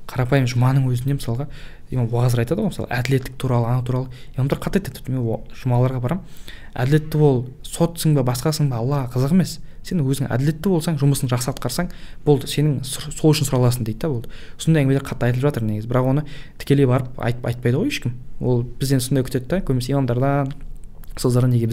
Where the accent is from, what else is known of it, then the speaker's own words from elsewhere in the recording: Kogalkol, Kazakhstan; өзім де ә, қоғалкөл деген ауылда негізі сол жақтан туып өскенмін